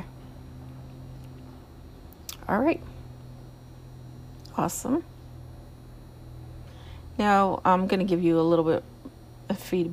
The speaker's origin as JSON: {"language": "English", "region": "Southern California", "country": "United States", "said": "I'm from California. I'm from Southern California. I'm not from Northern California."}